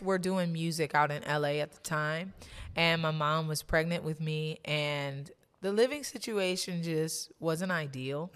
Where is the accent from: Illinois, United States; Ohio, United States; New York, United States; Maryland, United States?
Ohio, United States; Maple Heights; also born or lived in Cleveland, Ohio; I grew up mostly in Maple Heights, Ohio.